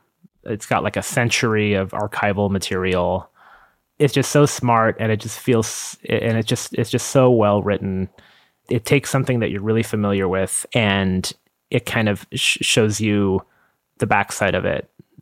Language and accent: English; Long Island, New York, United States; I grew up mostly on Long Island